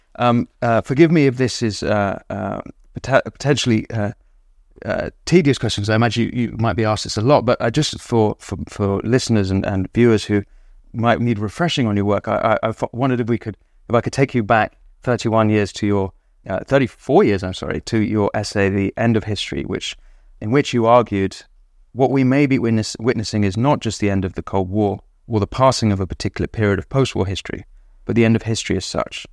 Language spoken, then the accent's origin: English; England, United Kingdom; as an Englishman